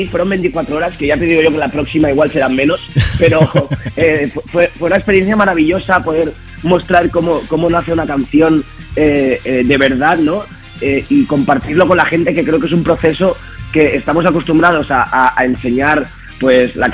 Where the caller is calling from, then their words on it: Zaragoza, Aragon, Spain; Buenos días, Juanma … de Zaragoza.